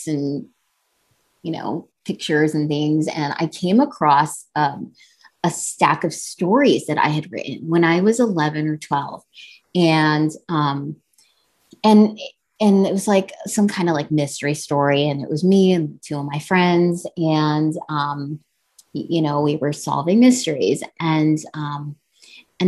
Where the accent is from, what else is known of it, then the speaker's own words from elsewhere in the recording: New Jersey, United States; I was born and raised in New Jersey, you know, and my parents are, you know, they're immigrants from India.